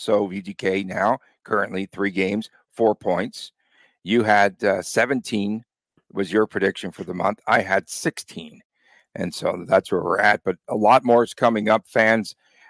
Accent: Las Vegas, Nevada, United States; For Chris Gollick … from Las Vegas.

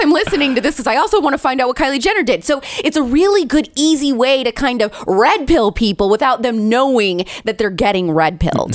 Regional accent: Indiana, United States; I grew up in the Midwest. I'm an Indiana girl. I'm a Hoosier

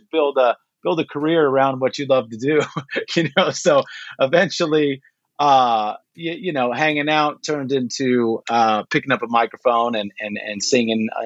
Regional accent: Pico Rivera, California, United States; I grew up in Pico Rivera. Basically, it's outskirts of East

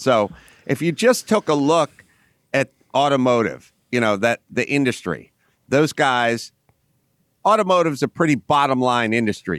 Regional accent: Los Angeles, California, United States; I grew up in North Hollywood, California

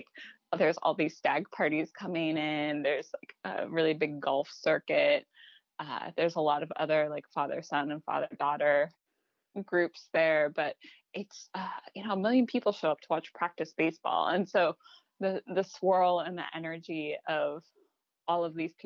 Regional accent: Seattle, Washington, United States; moved away; also born or lived in Baton Rouge; growing up in Seattle and having my home field be an indoor stadium

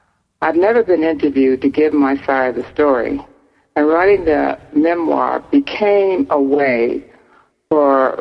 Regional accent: Newark, New Jersey, United States; I was born I was raised in Newark, New Jersey's housing projects

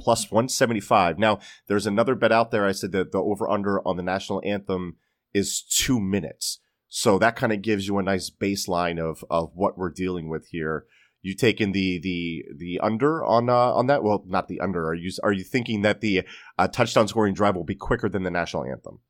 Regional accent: Pennsylvania, United States; moved away; I am from up north. I am from Pennsylvania

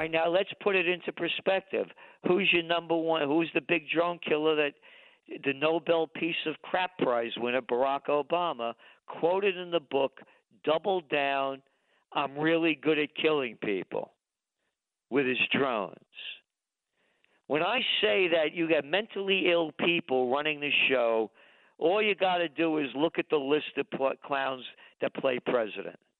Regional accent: United States; I am an American

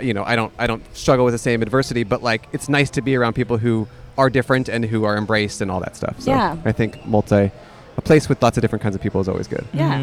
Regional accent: California, United States; now in Los Angeles, United States; I'm originally from California.

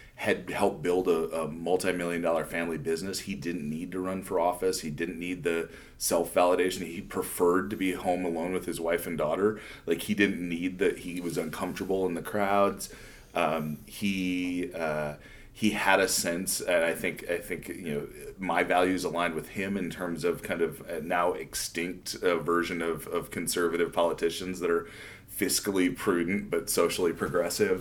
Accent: Northeast South Dakota, United States; also born or lived in Philadelphia / Washington, D.C. / Sioux Falls; I grew up in South Dakota

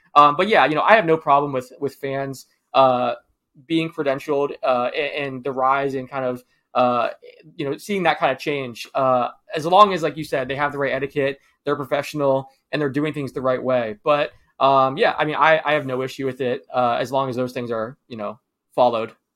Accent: Florida, United States; I grew up in Florida. I still live here.

